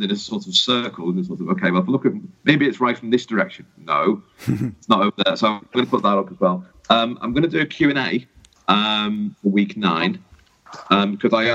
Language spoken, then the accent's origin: English; Liverpool, North West England, United Kingdom; I grew up in Liverpool in the 70s and 80s